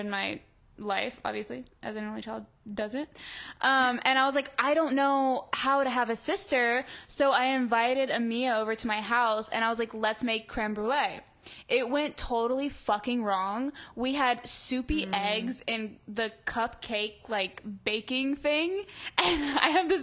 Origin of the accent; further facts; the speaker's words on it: Wynnewood, Oklahoma, United States; moved away as an adult; now in Los Angeles, United States; I grew up in Wynnewood, Oklahoma, which is a really small town in southern Oklahoma.